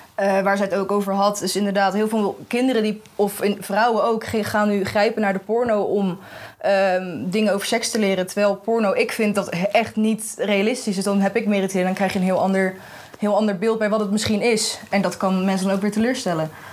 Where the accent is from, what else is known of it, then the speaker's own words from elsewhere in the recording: The Hague, South Holland, Netherlands; Ik kom uit Den Haag